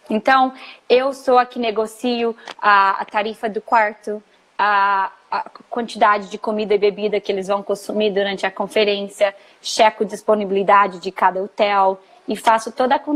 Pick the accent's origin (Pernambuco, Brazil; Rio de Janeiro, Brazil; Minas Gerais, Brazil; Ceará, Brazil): Minas Gerais, Brazil; moved away as an adult; also born or lived in Colorado, United States; now in Fort Lauderdale, United States; Sou mineira, nasci numa cidadezinha pequena de Minas Gerais. Fiz faculdade de turismo em Juiz de Fora, na ah, UFJF. E logo após que eu me formei, na verdade, um pouquinho antes, eu me mudei para os Estados Unidos.